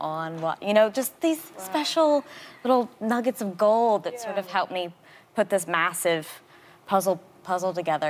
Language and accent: English; Southern Missouri, United States; also born or lived in Tennessee; I was born in Tennessee and raised in Southern Missouri.